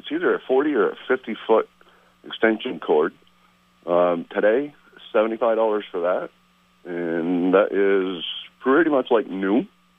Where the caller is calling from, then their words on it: St. Albans, Vermont, United States; …, calling from St. Albans.